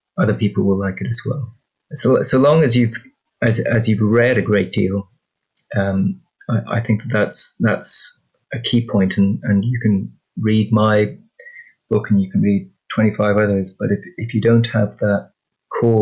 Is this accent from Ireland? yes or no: yes; Ireland; I'm Irish